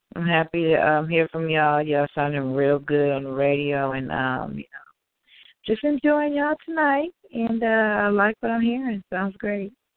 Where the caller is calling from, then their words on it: California, United States; I'm calling from Cali